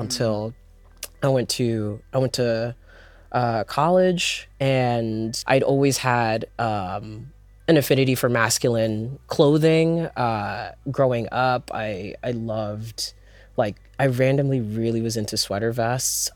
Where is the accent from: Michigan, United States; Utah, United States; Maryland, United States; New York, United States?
Maryland, United States; Prince George's County; I am from Prince George's County, Maryland